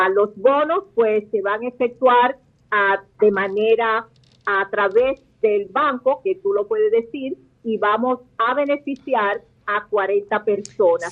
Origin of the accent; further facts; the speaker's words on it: Dominican Republic; somos totalmente dominicanos